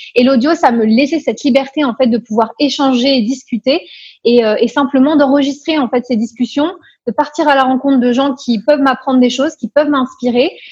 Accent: Paris, Île-de-France, France; moved away as an adult; also born or lived in Nancy; now in Luxembourg; Je suis expatriée au Luxembourg depuis bientôt cinq ans, mais à l'origine je viens de Paris

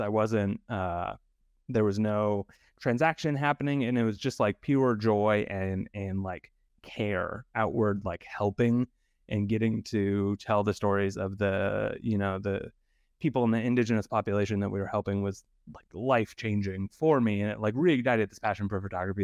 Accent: Idaho, United States; I grew up in Idaho, um, and I was surrounded by potato fields

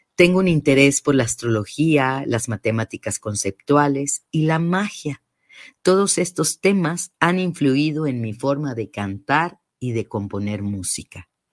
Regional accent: Mexico City, Mexico; nací en la Ciudad de México, pero mis raíces conectan con los estados de Guanajuato, Guanajuato y Morelia, Michoacán

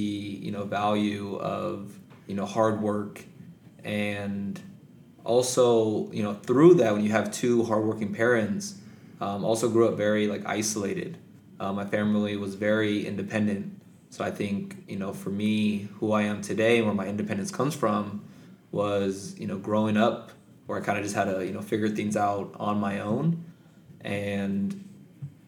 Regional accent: Palmdale, California, United States; also born or lived in Santa Barbara, California; I was born and raised in Palmdale, California

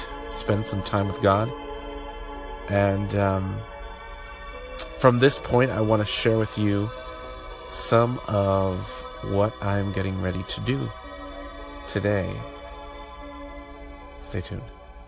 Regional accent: Jamaica; also born or lived in Wichita, Kansas, United States; now in Nebraska City, United States; I am from Jamaica, first generation in the U.S.

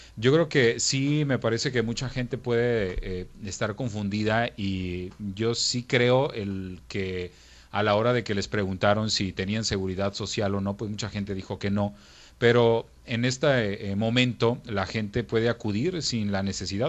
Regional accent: Mexico; en nuestro país

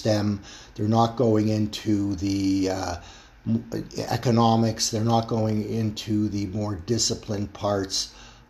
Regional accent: Toronto, Ontario, Canada; my hometown of Toronto

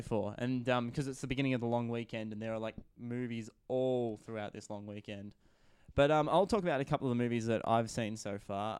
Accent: Shepparton, Victoria, Australia; based in my hometown of, uh, Shepparton.

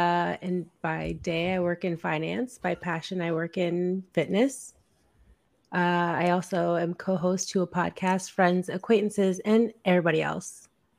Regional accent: Ocala, Florida, United States; I grew up in Ocala.

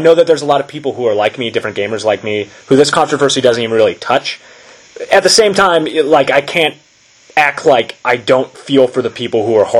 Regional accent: Nevada, United States; Maybe it's because I grew up in Nevada and I was too close to gambling.

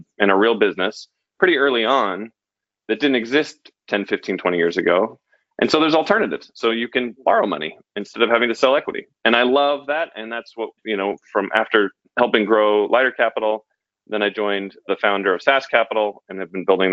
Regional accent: Denver, Colorado, United States; I grew up in Denver

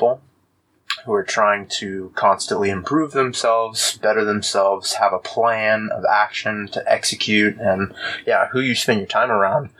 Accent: Austin, Texas, United States; also born or lived in Fort Worth; I grew up in Austin

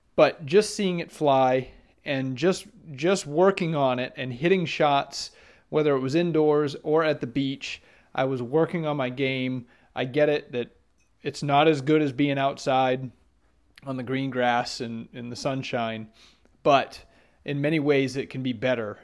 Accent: Maine, United States; moved away; I grew up in Maine

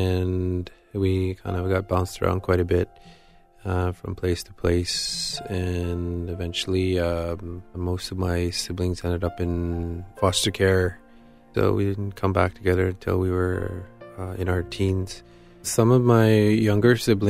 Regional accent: Attawapiskat, Ontario, Canada; I'm from Ottawa, Biscayne, Ontario

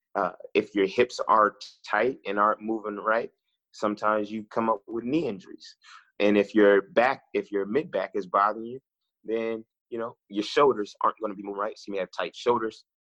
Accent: Oakland, California, United States; moved away as an adult; also born or lived in Midwest / the South; I'm originally from Oakland, California, born and raised

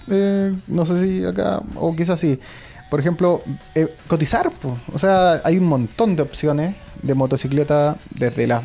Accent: Santiago, Santiago Metropolitan, Chile; Igual somos santiaguinos.

